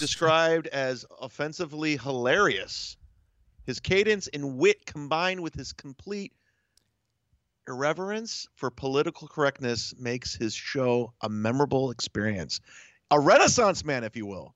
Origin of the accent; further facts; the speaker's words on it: Ohio, United States; moved away; I'm originally from Ohio, state of Ohio